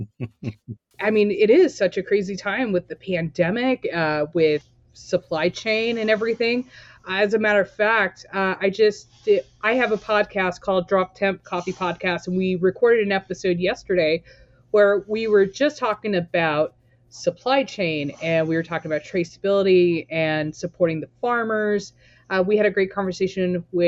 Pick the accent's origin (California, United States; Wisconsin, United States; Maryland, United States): California, United States; Torrance; moved away as an adult; also born or lived in Portland, Oregon; now in Hillsboro, United States; I was born and raised in Torrance, California